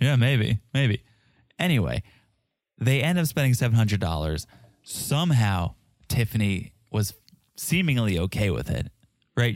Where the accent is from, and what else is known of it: South Africa; accent: South African